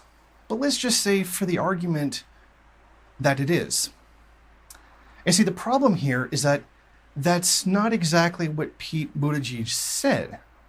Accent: Canada; Now, being a Canadian, I don't actually get Fox News.

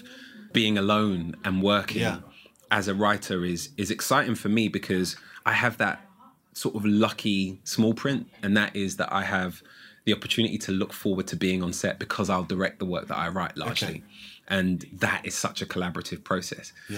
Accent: London, United Kingdom; I'm from Holloway in North London.

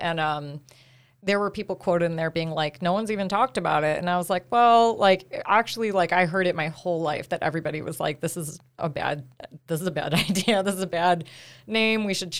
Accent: Cleveland, Ohio, United States; Cleveland. Can you hear it?

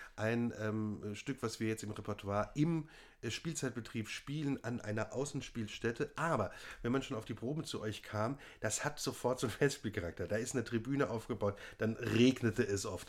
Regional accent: Worms, Rhineland-Palatinate, Germany; moved away; in meiner Heimat

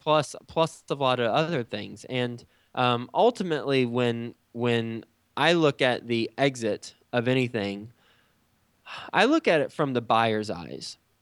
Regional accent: Texas, United States; moved away as an adult; also born or lived in New York City; now in Cincinnati, United States; I'm from Texas. I grew up in Texas

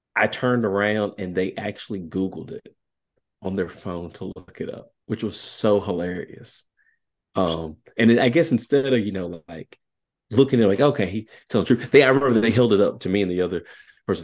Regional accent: Southwest Virginia, United States; accent: country; I'm really country. I am from Southwest Virginia.

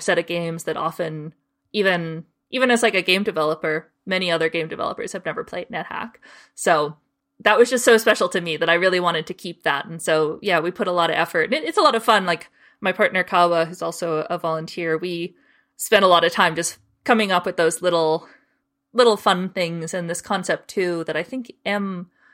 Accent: Canada; I'm from Canada

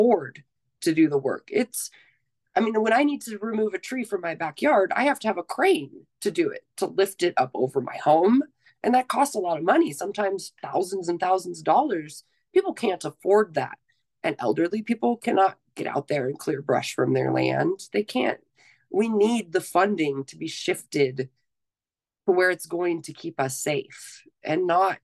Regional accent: California, United States; also born or lived in Oakland, California; now in Lake Tahoe, United States; I was born in Oakland, California. We had big fires there when I was a kid. I grew up in the foothills.

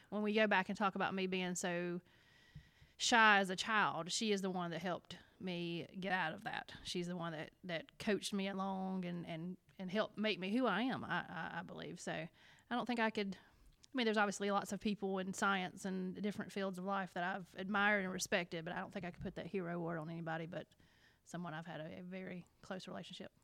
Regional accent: the South, United States; accent: Alabama; now in South Carolina, United States; I know I'm from the South

